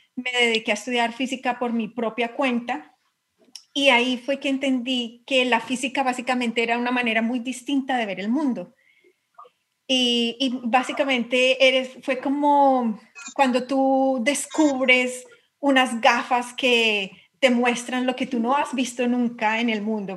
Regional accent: Colombia; accent: Colombian; moved away as an adult; now in England, United Kingdom; soy física, soy colombiana

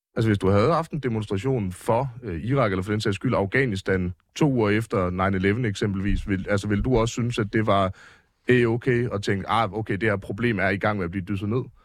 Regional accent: near Aarhus, Central Denmark Region, Denmark; jeg voksede op ret tæt på Aarhus

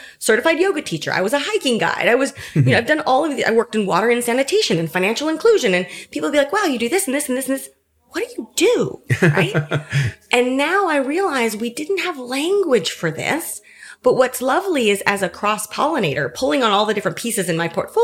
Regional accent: San Francisco, California, United States; I was born and raised in San Francisco, Silicon Valley in the back door

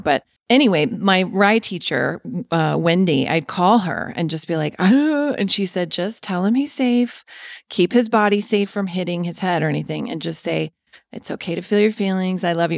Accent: Denver, Colorado, United States; I'm from Denver

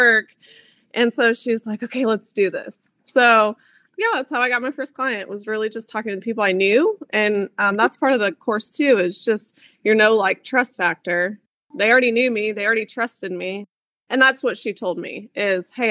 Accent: Kansas, United States; moved away as an adult; also born or lived in Germany; I am from Kansas.

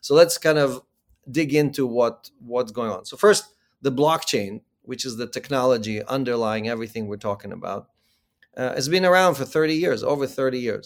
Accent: Ukraine; moved away; I was born in the Ukraine

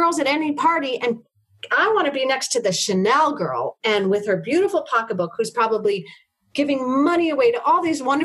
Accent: New York City, New York, United States; I'm a small white woman, and I grew up in Harlem

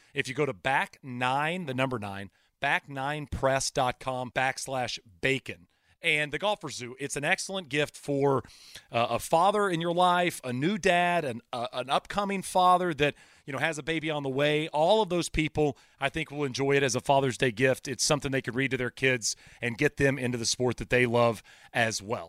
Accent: Texas, United States; moved away; also born or lived in Arizona; I grew up in Texas

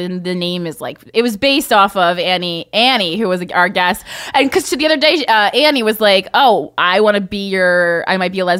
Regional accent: New Jersey, United States; I'm from Jersey too. I'm from the town next to you.

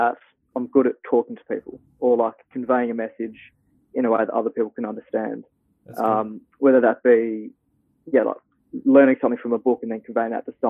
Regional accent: Perth, Western Australia, Australia; also born or lived in Tasmania; I was born in Tasmania in 98. Yeah, best place on earth. And then moved here to Perth with my parents when I was 6, I believe. And I've just been here ever since

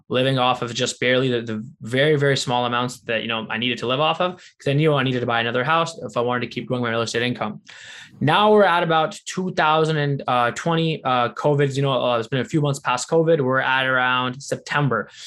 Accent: Windsor, Ontario, Canada; my hometown of Windsor, Ontario.

